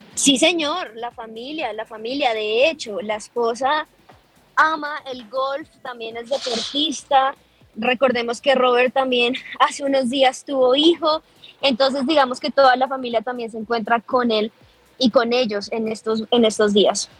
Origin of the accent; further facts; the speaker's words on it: Colombia; como colombianos